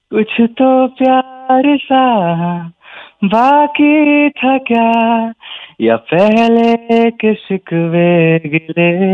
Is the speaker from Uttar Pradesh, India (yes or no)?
yes; Lakhimpur, Uttar Pradesh, India; moved away; मैं उत्तर प्रदेश से हूँ लखनऊ के पास एक जगह है लखीमपुर तो मैं वहाँ से हूँ